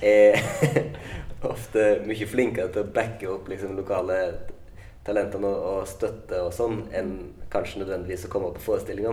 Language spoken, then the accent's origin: Norwegian; Lærdal, Vestland, Norway; moved away; når jeg er hjemme i Lærdal